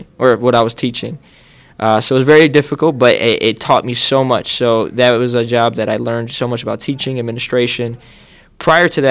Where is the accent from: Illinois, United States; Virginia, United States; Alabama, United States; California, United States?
Illinois, United States; Chicago; I grew up in Chicago. I grew up first half of my life in the Logan Square area, and then the second half of my life I grew up in Norwood